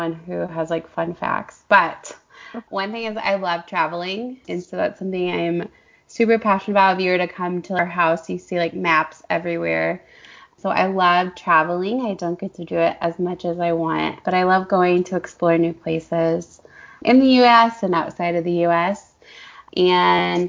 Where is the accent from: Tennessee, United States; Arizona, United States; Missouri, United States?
Missouri, United States; St. Louis; I am from St. Louis, Missouri. We live about 45 minutes west of St. Louis, and I grew up in the same house